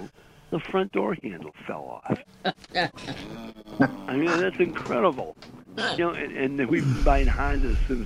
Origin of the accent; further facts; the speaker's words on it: Chicago, Illinois, United States; moved away as an adult; now in Wisconsin, United States; we're from Chicago now